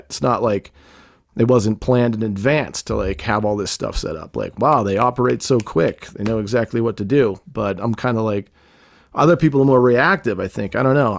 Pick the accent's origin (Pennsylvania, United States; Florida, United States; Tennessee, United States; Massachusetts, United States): Massachusetts, United States; Boston; I grew up in Boston in a rough neighborhood where you don't trust anybody